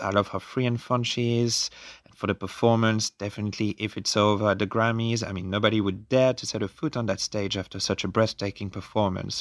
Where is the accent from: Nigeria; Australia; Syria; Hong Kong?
Australia; growing up in Australia